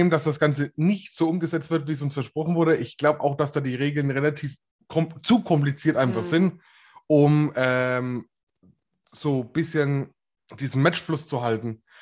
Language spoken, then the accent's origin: German; Bavaria, Germany; ich komme aus Bayern, Bro.